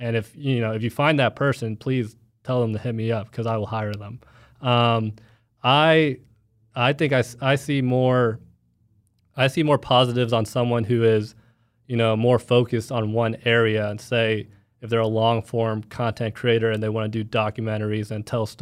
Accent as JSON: {"language": "English", "town": "Plano", "region": "Texas", "country": "United States", "said": "I'm from Plano, Texas, so I know that area"}